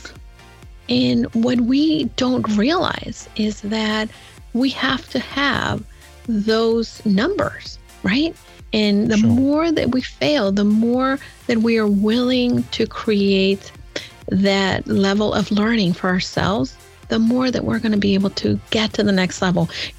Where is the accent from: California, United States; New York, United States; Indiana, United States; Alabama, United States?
New York, United States; New York City; I'm a New Yorker. He's a New Yorker. We love the Yankees.